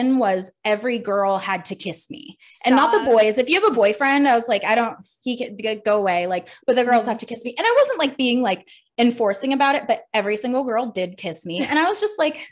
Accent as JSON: {"language": "English", "region": "Pennsylvania", "country": "United States", "moved": "yes", "lives_now": "Providence, United States", "said": "I'm from Pennsylvania, and I'm currently in Providence, Rhode Island."}